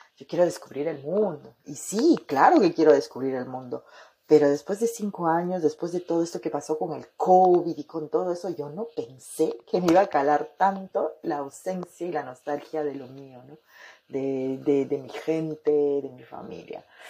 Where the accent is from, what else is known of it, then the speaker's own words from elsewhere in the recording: Peru; moved away as an adult; now in France; en mi país, en, mi, en la capital de mi país, en Lima, Perú